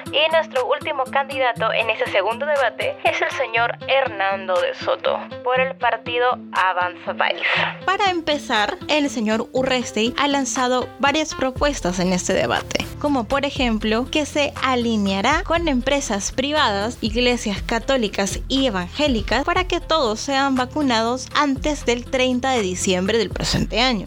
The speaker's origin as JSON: {"language": "Spanish", "country": "Peru", "said": "en mi país, en Perú"}